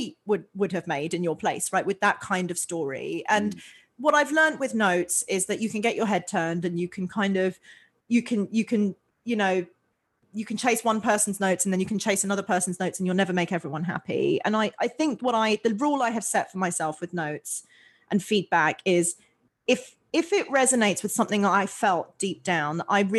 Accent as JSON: {"language": "English", "region": "London", "country": "United Kingdom", "tie": "born or raised there", "moved": "as an adult", "said": "I grew up in London in England"}